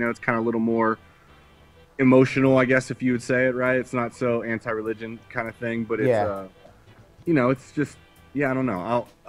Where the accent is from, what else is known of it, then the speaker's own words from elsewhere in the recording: Pittsburgh, Pennsylvania, United States; growing up in Pittsburgh